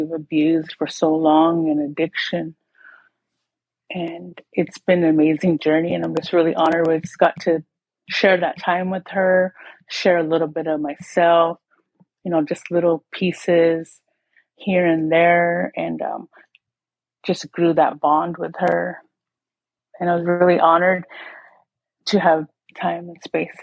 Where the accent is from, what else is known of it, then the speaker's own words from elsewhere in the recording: Tohono O'odham Nation, southern Arizona, United States; I'm from the Tonawatam Nation. We are far south along the Mexico border